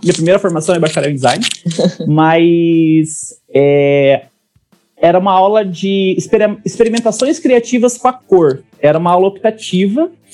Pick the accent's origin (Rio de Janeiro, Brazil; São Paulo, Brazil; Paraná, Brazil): Paraná, Brazil; Roncador; eu nasci em Roncador, que é uma cidade minúscula do interior do Paraná, tem menos de 10 mil habitantes